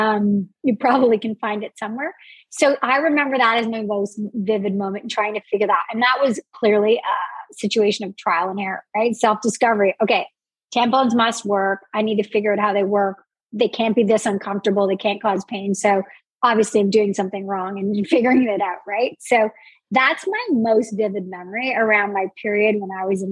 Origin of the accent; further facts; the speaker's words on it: New Brunswick, Canada; I grew up in the Maritimes in New Brunswick in Canada. I'm Canadian